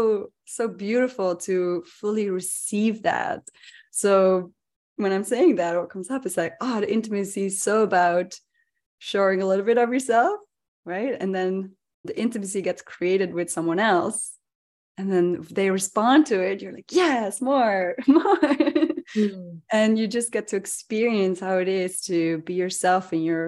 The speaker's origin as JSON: {"language": "English", "country": "Netherlands", "moved": "yes", "lives_now": "Bay Area, United States", "said": "I come from the Netherlands."}